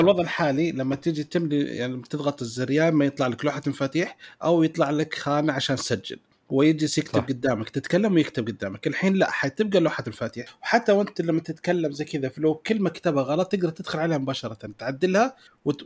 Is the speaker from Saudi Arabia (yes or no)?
yes; Saudi Arabia